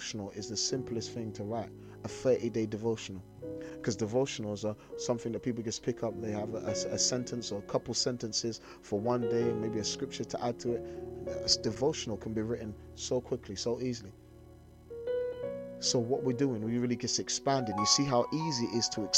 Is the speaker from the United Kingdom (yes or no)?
yes; London, United Kingdom; I'm a little black boy from South London